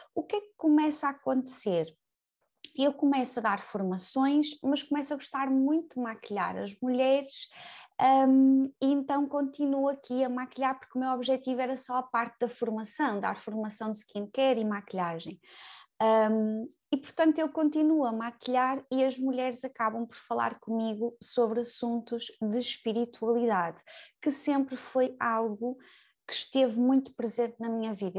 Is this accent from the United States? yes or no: no; Braga, Norte, Portugal; moved away as an adult; now in Lisbon, Portugal; eu sou natural de Braga, eu venho para Lisboa e venho sozinha.